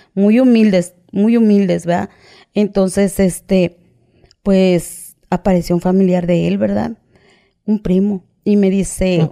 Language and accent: Spanish; Coatzacoalcos, Veracruz, Mexico; Yo soy de Coaxacualcos, Veracruz